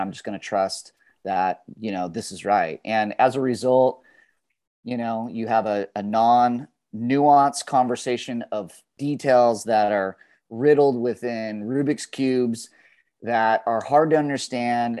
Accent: Dana Point, California, United States; also born or lived in Berkeley; my hometown of Dana Point

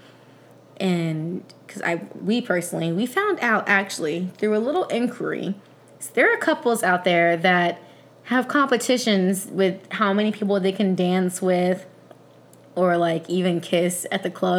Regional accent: Raleigh, North Carolina, United States; now in Delaware, United States; I'm from Raleigh

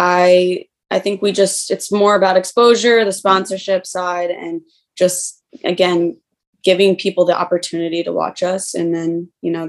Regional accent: Kansas City, Missouri, United States; I'm from Kansas City

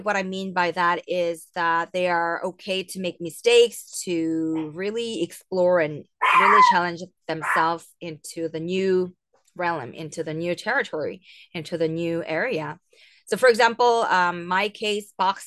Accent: Seoul, South Korea; I'm from Seoul, South Korea

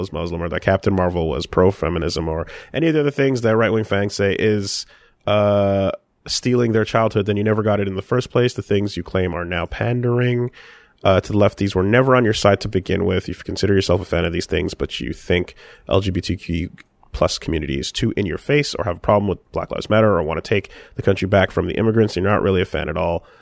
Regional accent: Canada; Maybe it's being Canadian.

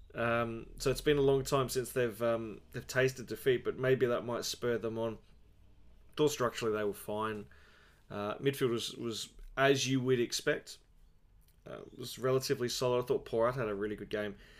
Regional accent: Australia; As an Australian

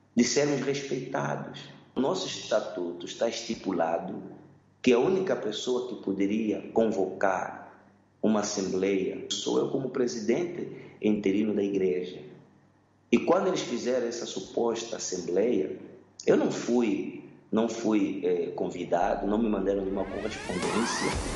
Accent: Angola; nós que somos angolanos

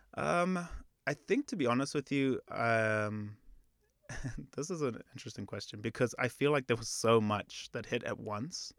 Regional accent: Zimbabwe; moved away; I'm actually from Zimbabwe

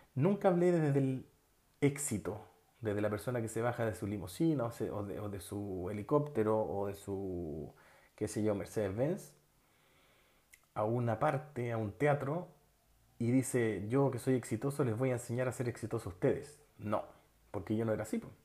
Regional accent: Chile; moved away as an adult; also born or lived in Barcelona, Spain; Tuve mi primer y único hijo fuera de Chile, en España. Y sobre todo, cuando llegué de España, llegué con otra mentalidad llegué con otros conocimientos, llegué con otras habilidades que me abrieron el campo laboral en Chile.

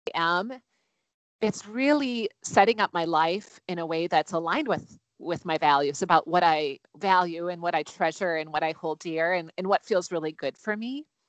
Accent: Wisconsin, United States; now in Minnesota, United States; I'm originally from Wisconsin, so I'm a Midwest girl through and through

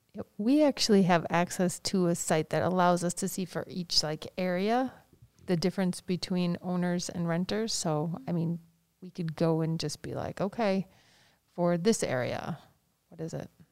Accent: Madison, Wisconsin, United States; growing up in Madison and being in the Madison schools

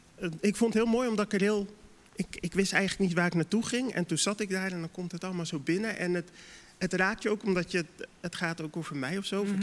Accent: Dordrecht, South Holland, Netherlands; als Dordtenaar zijnde

